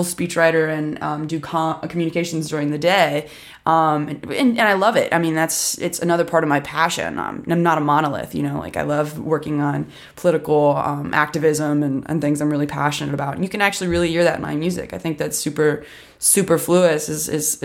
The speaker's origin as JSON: {"language": "English", "town": "Columbus", "region": "Ohio", "country": "United States", "also_born_or_lived": "Washington, D.C.", "moved": "yes", "lives_now": "Nashville, United States", "said": "I'm originally from Columbus, Ohio, but I actually just moved to Nashville, Tennessee from D.C., where I've been living for a while"}